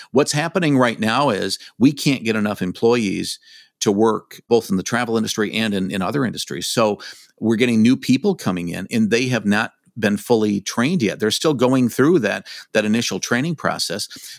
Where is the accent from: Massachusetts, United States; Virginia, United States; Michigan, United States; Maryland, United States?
Michigan, United States; I grew up in Michigan. I've lived here all my life